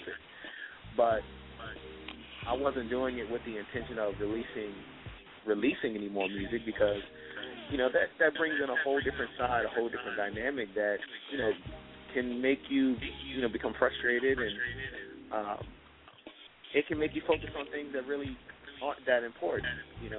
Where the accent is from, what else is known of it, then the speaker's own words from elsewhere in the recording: Richmond, Virginia, United States; because I promote events in my hometown, Richmond, VA.